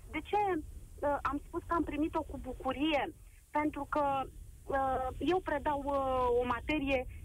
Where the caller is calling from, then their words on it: Constanța, Constanța County, Romania; sunt din Constanța și vă vorbesc uh, dintr-o dublă perspectivă.